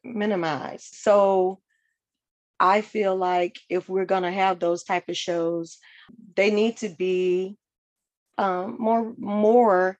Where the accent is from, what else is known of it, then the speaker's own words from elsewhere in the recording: Atlanta, Georgia, United States; I'm originally from Atlanta, Georgia. And so I'm from what's considered a typical Southern family